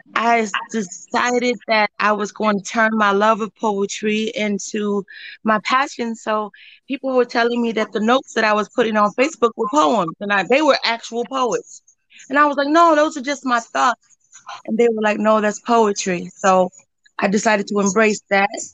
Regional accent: Joliet, Illinois, United States; I'm from Joliet, Illinois. My parents are from Chicago, but I live 45 minutes southwest of the city.

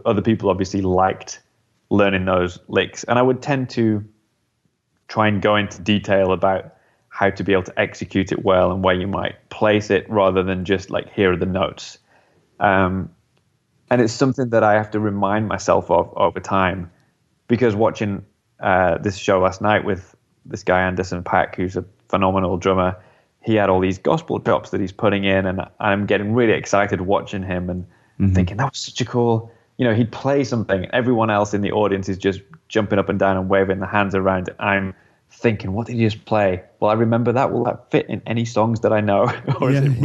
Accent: United Kingdom; as a British musician

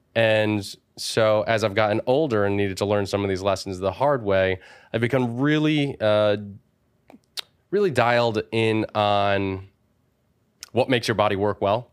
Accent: Wallingford, Connecticut, United States; from a small town called Wallingford, Connecticut

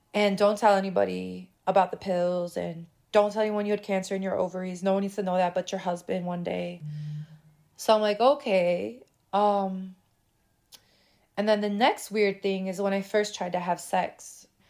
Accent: Chicago, Illinois, United States; I was born in Chicago, born and raised, still live there

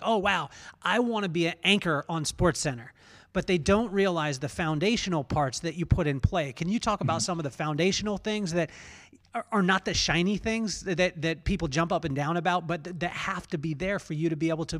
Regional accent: England, United Kingdom; born there; also born or lived in Taiwan / Idaho / Utah / Florida; My dad was in the military too, and we grew up all over the place. So I was born in England, lived in Taiwan, Idaho, Utah, Florida, California, Memphis, California, Las Vegas, back to California now.

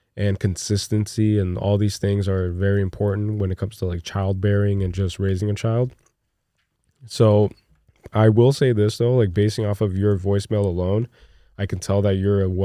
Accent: New Jersey, United States; also born or lived in Brazil; I grew up in Jersey. I grew up kind of like bouncing around all over the place, and then I eventually moved to Brazil again, but I experienced a lot of Christmases in Jersey, and it's fun.

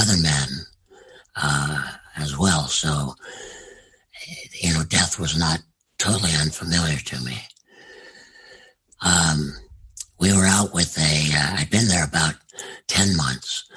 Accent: United States; as an American

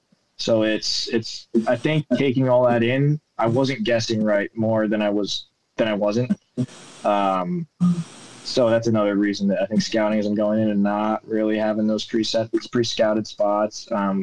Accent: New York, United States; The way I was brought up gun hunting in New York was most of it.

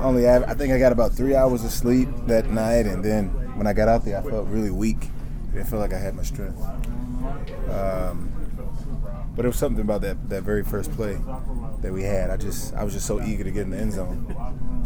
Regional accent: Washington, District of Columbia, United States; moved away; I grew up in Northwest D.C.

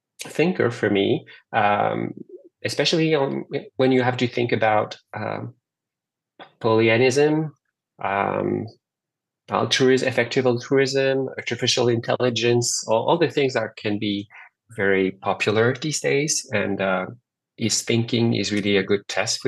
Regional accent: France; now in Montreal, Canada; I was born and raised in France, and I now live in Montreal, Canada.

